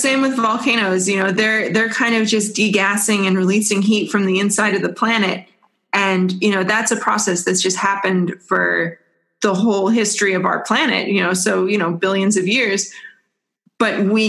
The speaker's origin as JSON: {"language": "English", "region": "Washington", "country": "United States", "tie": "born or raised there", "said": "So I grew up around Mount St. Helens, and I definitely, as a small child, tried to steal rocks from Mount St. Helens."}